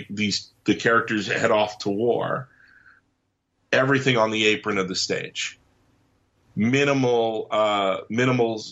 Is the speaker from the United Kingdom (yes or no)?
yes; England, United Kingdom; when I was growing up in England